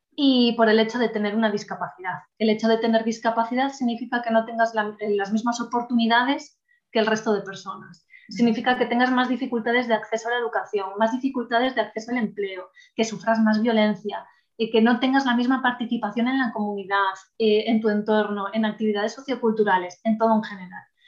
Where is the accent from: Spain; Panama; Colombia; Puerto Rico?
Spain; El Bierzo, Castile and León; yo trabajo en la delegación del Bierzo, que bueno, no sé si alguien lo conoce, pero ya lo dejo caer por aquí, reivindico un poco mi tierra